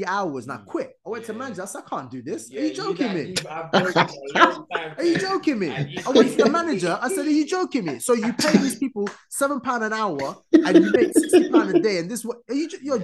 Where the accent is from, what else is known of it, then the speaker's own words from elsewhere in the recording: Sudan; English is a second language; also born or lived in United States; now in United Kingdom; I was born in Sudan